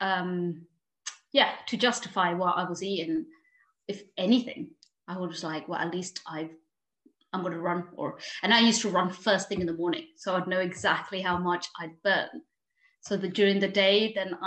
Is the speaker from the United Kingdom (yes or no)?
yes; London, United Kingdom; moved away as an adult; also born or lived in Paris, France; now in Lake District, United Kingdom; I was born in Paris and I spent 9 years there. And then we moved to London and that's where I was educated and everything.